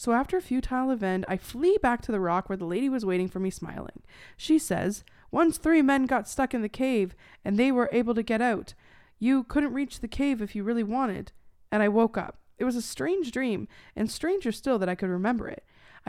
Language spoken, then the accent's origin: English; Arizona, United States; I grew up in Arizona, and we were in Chicago